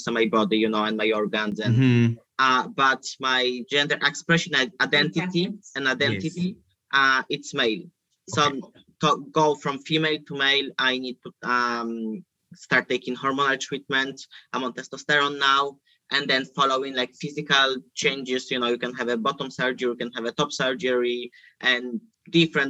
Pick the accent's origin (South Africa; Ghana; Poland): Poland; moved away; I'm originally from Poland